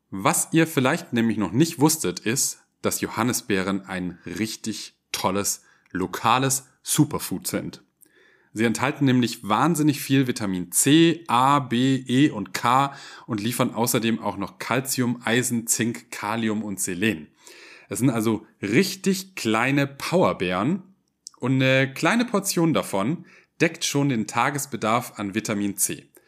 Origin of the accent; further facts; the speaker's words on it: Ulm, Baden-Württemberg, Germany; Aber tatsächlich komme ich aus dem Ländle, genauer gesagt aus Ulm, aus der Stadt mit dem höchsten Kirchturm der Welt.